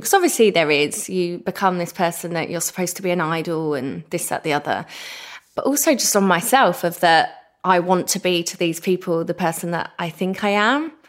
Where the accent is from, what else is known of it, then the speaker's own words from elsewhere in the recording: Essex, East of England, United Kingdom; I'm the girl from Essex that did good